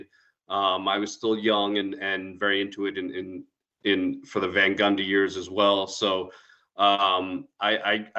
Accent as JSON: {"language": "English", "region": "New York", "country": "United States", "tie": "born or raised there", "also_born_or_lived": "Queens, New York / Long Island, New York", "said": "I grew up in New York. I lived in Queens till I was 8 and then moved out to Long Island"}